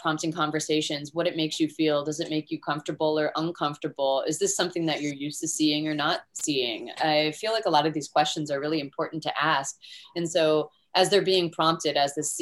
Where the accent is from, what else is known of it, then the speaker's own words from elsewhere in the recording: Florida, United States; where I grew up here in Florida